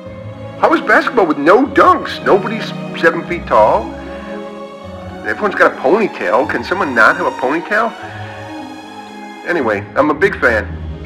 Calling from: Fort Collins, Colorado, United States; Yes, hello. … I'm calling from Fort Collins.

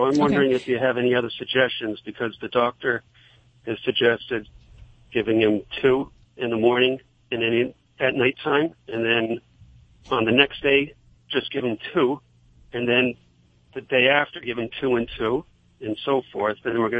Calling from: Boston area, Massachusetts, United States; Calling from Massachusetts.

